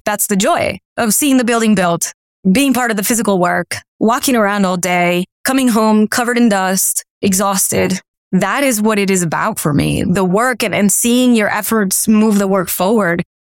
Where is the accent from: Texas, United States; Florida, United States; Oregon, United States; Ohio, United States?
Florida, United States; Miami; also born or lived in Colombia; I grew up in Miami